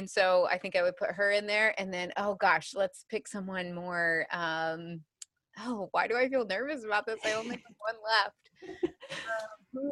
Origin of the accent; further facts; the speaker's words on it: between Missouri and Illinois, Midwest, United States; I grew up in the Midwest, so in between Missouri and Illinois